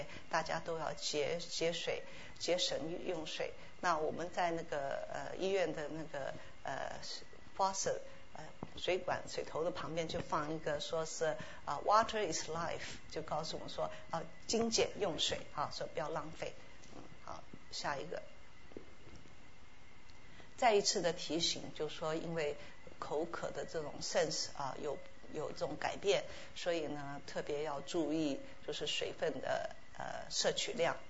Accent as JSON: {"language": "Chinese", "country": "Taiwan", "said": "我们从台湾来的话，都知道台湾的水果是非常好吃，而且产量非常多，非常丰富。"}